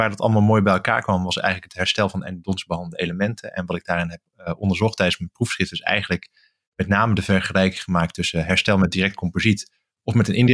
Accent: Limburg, Netherlands; now in Groningen, Netherlands; Ik ben eigenlijk na mijn studie blijven hangen eh, in Groningen. Ik kom oorspronkelijk uit Limburg, dus ik ben ook een beetje uit de route geraakt.

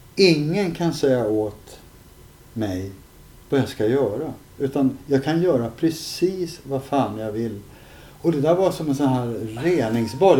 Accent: Stockholm, Stockholm County, Sweden; also born or lived in Södertälje; jag växte upp först på Upplandsgatan, sen bodde vi i Farsta

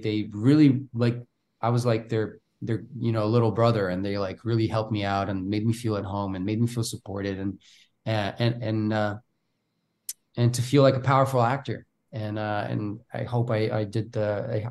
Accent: Bulgaria; English is a second language; moved away as an adult; I'm from Bulgaria

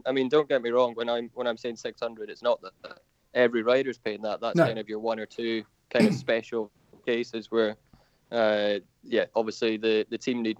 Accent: United Kingdom; obviously being a Brit makes a big difference, because there's not many of us around in the lower classes that Dorn are looking to bring through.

